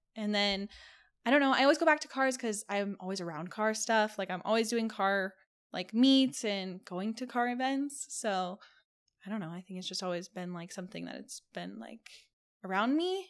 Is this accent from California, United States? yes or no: yes; California, United States; now in Las Vegas, United States; I live in Vegas. Um, I'm originally from California